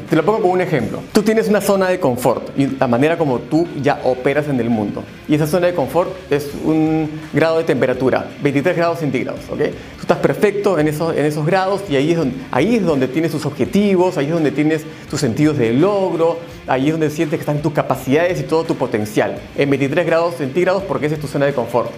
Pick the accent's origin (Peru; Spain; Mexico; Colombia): Peru; Yo soy peruano